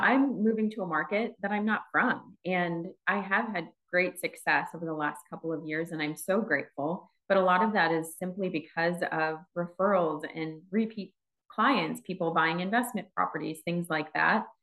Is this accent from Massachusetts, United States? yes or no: no; Wisconsin, United States; moved away as an adult; now in Phoenix, United States; I'm from Wisconsin originally